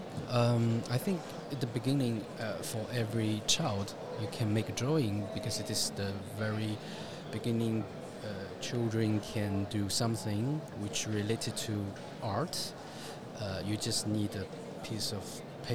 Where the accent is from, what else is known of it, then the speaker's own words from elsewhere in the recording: Shanghai, China; English is a second language; moved away as an adult; now in Paris, France; my hometown Shanghai